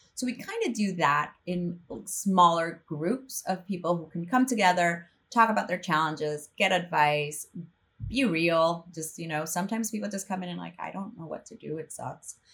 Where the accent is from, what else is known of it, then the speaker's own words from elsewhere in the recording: El Salvador; moved away as an adult; also born or lived in northern Mexico / New York; I'm from El Salvador, so grew up there